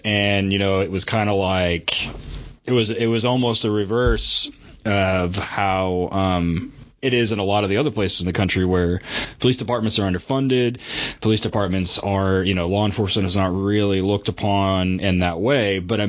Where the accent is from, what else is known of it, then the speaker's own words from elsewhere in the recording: Oklahoma, United States; we're from Oklahoma.